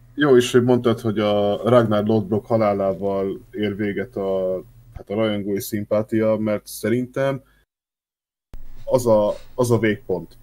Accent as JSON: {"language": "Hungarian", "town": "Szeged", "region": "Csongrád-Csanád", "country": "Hungary", "accent": "ö-ző (Szeged)", "said": "szegediek vagyunk, mert nem nagyon őzünk így a családba, de hát azért párszor kijön"}